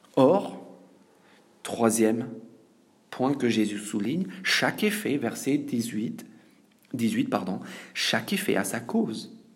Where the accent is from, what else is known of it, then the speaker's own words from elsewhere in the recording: France; en tant que Français